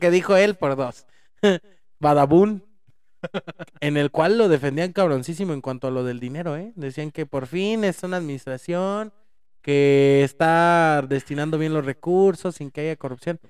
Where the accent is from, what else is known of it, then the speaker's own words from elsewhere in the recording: Mexico; somos mexicanos, hablamos de la de México